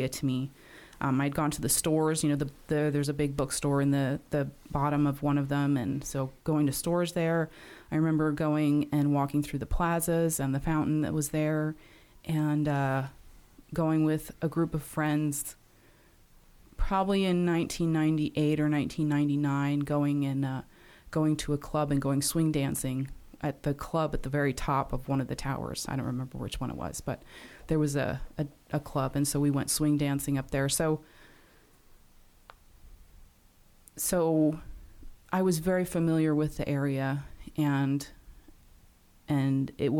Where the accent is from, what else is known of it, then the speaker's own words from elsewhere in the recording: New York City, New York, United States; I grew up on Staten Island in New York City